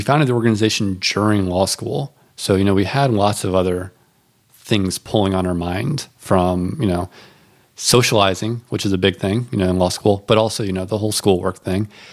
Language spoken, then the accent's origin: English; North Carolina, United States; I'm from North Carolina.